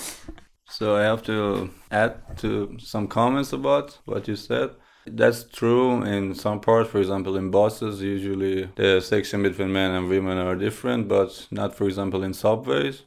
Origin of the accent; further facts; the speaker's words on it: Tehran, Tehran Province, Iran; now in Europe; I grew up in Tehran and now I live in Europe.